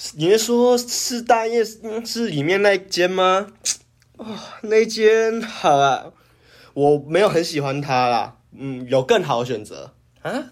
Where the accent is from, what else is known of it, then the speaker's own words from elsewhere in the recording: Taiwan; 我们台湾人